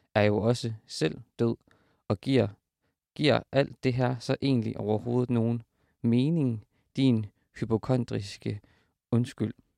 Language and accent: Danish; Horsens, Central Denmark Region, Denmark; hvor jeg er fra, som er, som er Horsens